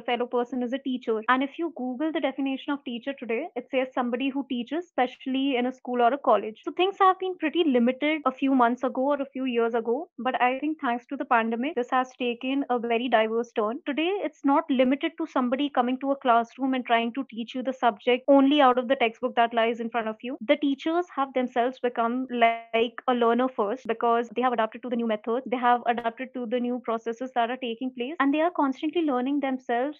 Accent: Jodhpur, Rajasthan, India; moved away; my hometown, which is Jodhpur

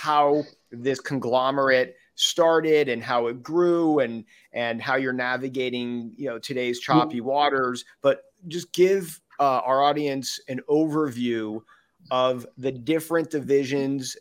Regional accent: Los Angeles, California, United States; also born or lived in Midwest; I did grow up here in Los Angeles

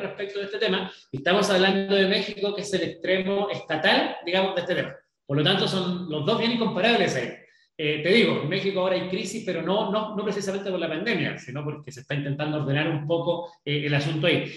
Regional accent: Chile; hemos vivido los chilenos

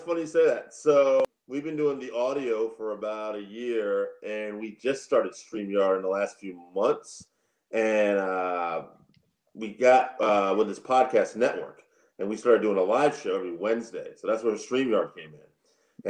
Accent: Connecticut, United States; I grew up in Connecticut, so northeast version of that.

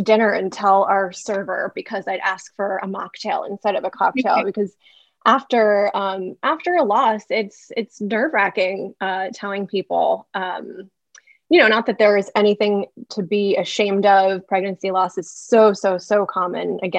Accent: New York City, New York, United States; moved away as an adult; now in Charlotte, United States; I'm a New Yorker, so I moved to Charlotte from New York City in 2017

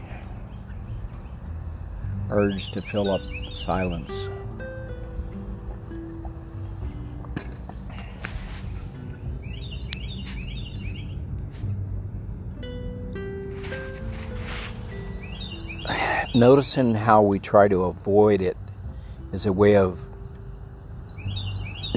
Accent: Texas, United States; I'm a Texan

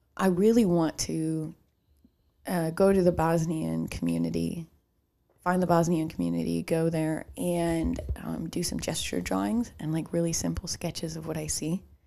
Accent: Chicago, Illinois, United States; accent: Chicago; I started noticing my Chicago accent

